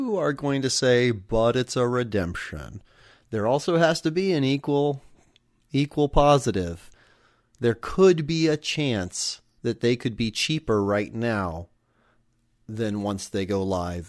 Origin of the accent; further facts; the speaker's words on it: Omaha, Nebraska, United States; I used to watch him in AAA growing up in Omaha.